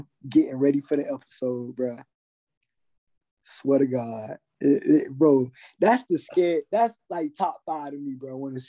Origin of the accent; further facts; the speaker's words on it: Columbus, Georgia, United States; I was born in Columbus, bro. Which is like on the edge of the Chattahoochee.